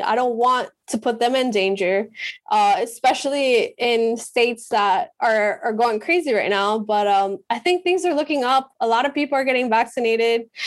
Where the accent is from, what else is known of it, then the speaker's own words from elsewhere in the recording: Medellín, Antioquia, Colombia; moved away; also born or lived in Miami / Pacific Northwest; I'm from Medellin